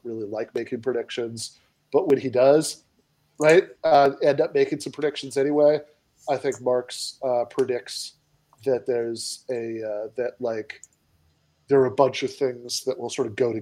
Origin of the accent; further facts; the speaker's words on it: United States; I'm an American